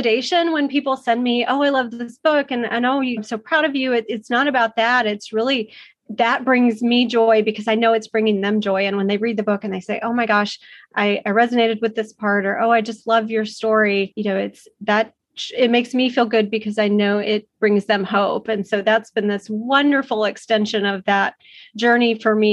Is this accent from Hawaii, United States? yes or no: no; Dallas-Fort Worth area, Texas, United States; also born or lived in Arizona; I grew up in the Dallas-Fort Worth area